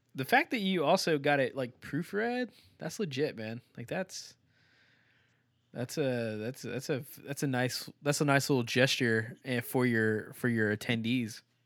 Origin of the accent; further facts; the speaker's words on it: Texas, United States; I'm from Texas